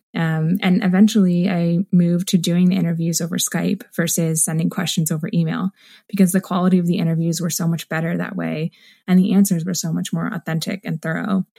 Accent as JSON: {"language": "English", "town": "Waterloo", "region": "Ontario", "country": "Canada", "tie": "born or raised there", "said": "my hometown of Waterloo, Ontario"}